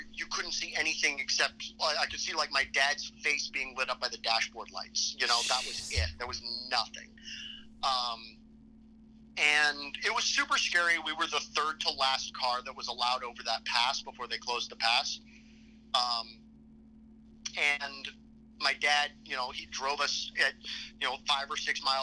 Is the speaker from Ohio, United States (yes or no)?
no; Seattle, Washington, United States; moved away as an adult; also born or lived in Philadelphia; I was 6 years old, and I grew up in Seattle